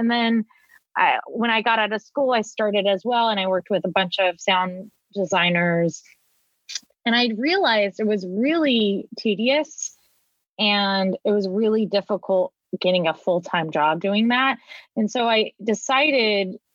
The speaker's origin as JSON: {"language": "English", "area": "Orange County", "region": "Southern California", "country": "United States", "tie": "born or raised there", "said": "I was born and raised in Southern California. I grew up in Orange County"}